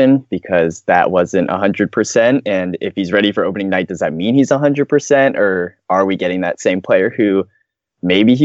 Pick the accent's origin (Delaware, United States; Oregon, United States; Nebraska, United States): Oregon, United States; Portland; we're from Portland, so there's one other actual Oregonian